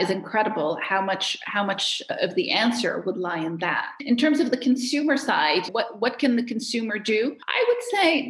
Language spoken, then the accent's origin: English; Cairo, Cairo Governorate, Egypt; moved away as an adult; now in Geneva, Switzerland; I'm from Cairo. So obviously, I grew up in a lot of chaos